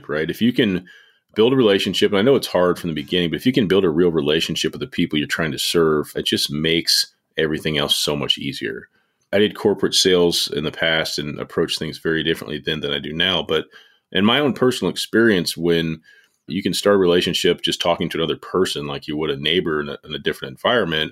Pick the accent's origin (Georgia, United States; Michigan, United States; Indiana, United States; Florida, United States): Indiana, United States; Indianapolis; now in Martinsville, United States; I'm from Indianapolis, about 35 minutes south of there now, and a little town called Martinsville.